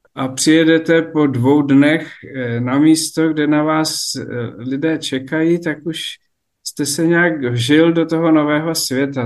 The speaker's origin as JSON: {"language": "Czech", "town": "Sněžné", "region": "Vysočina Region", "country": "Czechia", "tie": "born or raised there", "said": "Já jsem vyrůstal na faře na Vysočině ve Sněžném"}